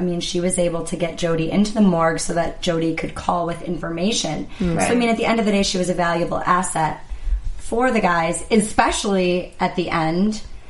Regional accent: Wisconsin, United States; accent: Wisconsin; moved away; I'm from the Midwest, so when I hear that accent, to me, it's like nails on a chalkboard because it's so harsh. And I know when I go back home to Wisconsin, I pick up my accent like that.

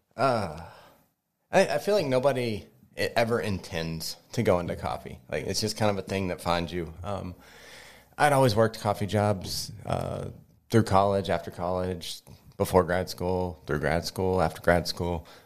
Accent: Kentucky, United States; now in Greensburg, United States; I'm not from here. I'm originally from Kentucky.

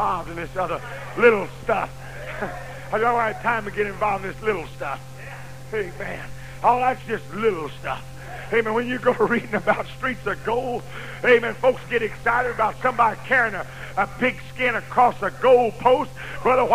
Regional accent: Norman, Oklahoma, United States; I told him, Norman, Oklahoma

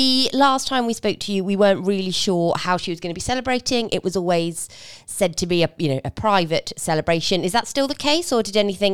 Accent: United Kingdom; being British as we are

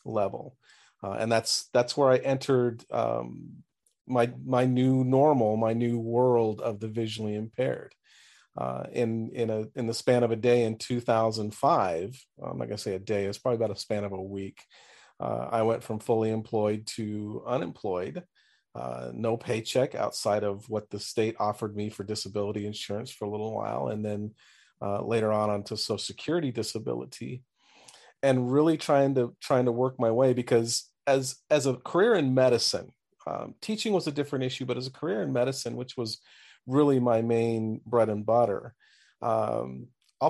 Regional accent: Southern California, United States; moved away as an adult; now in Springfield, United States; I grew up originally in Southern California for the first 48 years of my life

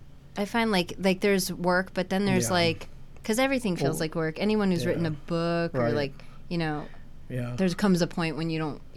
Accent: New Jersey, United States; I grew up in New Jersey

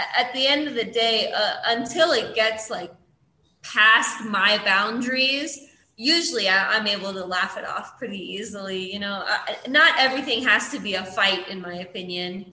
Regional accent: Illinois, United States; moved away as an adult; now in Kenya; I'm from Illinois

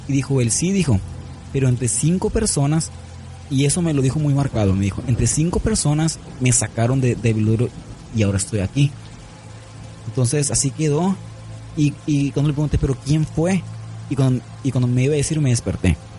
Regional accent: San Luis Río Colorado, Sonora, Mexico; also born or lived in Nogales, Sonora; yo no soy de Nogales, ¿eh? Pero ahí vivía. Yo nací en San Luis Río Colorado, Sonora. Pero yo vivía en Nogales.

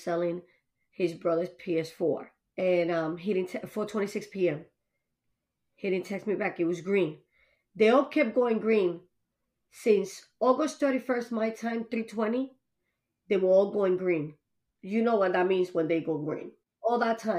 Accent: Long Island, New York, United States; now in Massachusetts, United States; I'm from Long Island

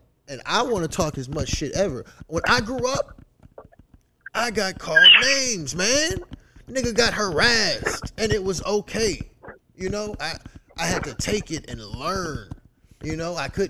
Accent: the South, United States; like, I'm from the South.

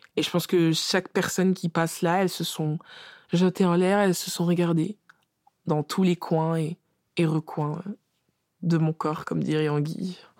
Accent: France; on est française de naissance

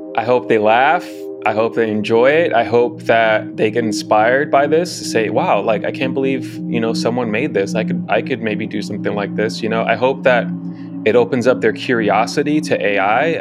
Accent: Chicago, Illinois, United States; now in Los Angeles, United States; originally from Chicago, born and raised, currently living in Los Angeles.

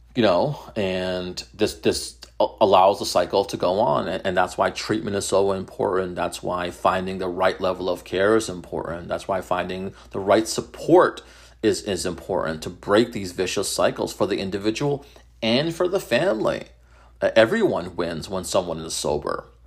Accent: Methuen, Massachusetts, United States; my hometown is Methuen

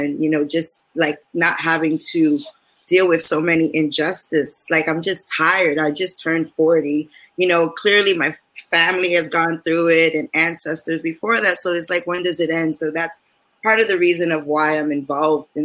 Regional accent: New York City, New York, United States; I'm here in East Harlem. I'm born and raised in East Harlem.

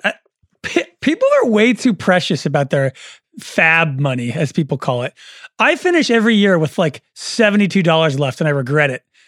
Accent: Oakland, California, United States; I'm also from Oakland

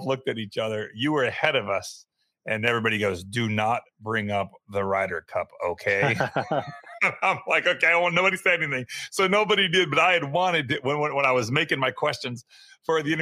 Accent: United States; I am an American

